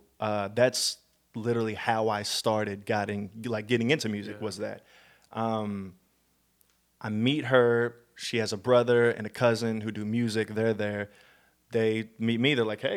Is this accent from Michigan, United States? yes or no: no; Illinois, United States; also born or lived in St. Louis, Missouri; I was born in St. Louis, Missouri, but at a very young age, my parents took me out. We did town hopping a lot, and so I was raised in small towns outside of St. Louis, in Illinois a little bit, and so I am a very small town boy.